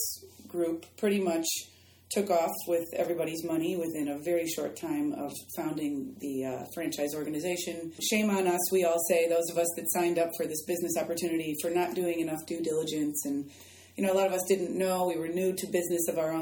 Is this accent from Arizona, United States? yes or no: no; Chicago, Illinois, United States; moved away as an adult; now in Florida, United States; my hometown of Chicago down to Florida